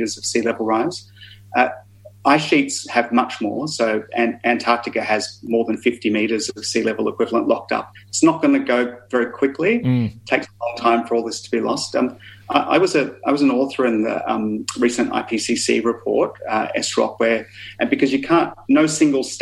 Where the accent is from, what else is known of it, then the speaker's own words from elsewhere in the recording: Melbourne, Victoria, Australia; moved away as an adult; I grew up in Melbourne, but I've been away for 20-something years